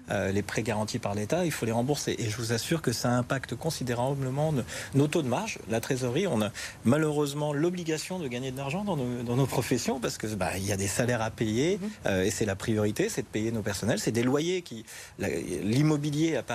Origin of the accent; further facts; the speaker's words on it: Turin, Piedmont, Italy; Nous venons de Turin et c'est plus cher ici, le loyer, les prix au supermarché, etc. Après, les prix montent aussi à Turin, c'est un problème européen.